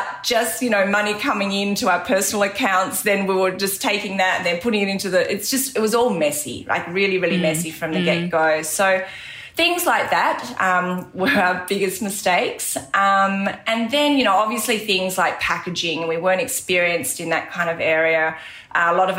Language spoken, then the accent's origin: English; Tasmania, Australia; moved away; I grew up in Tasmania